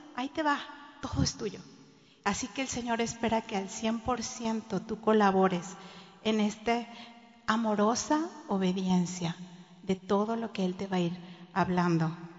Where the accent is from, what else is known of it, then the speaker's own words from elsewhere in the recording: Monterrey, Nuevo León, Mexico; now in Cancún, Mexico; nací en Monterrey y toda mi niñez la viví ahí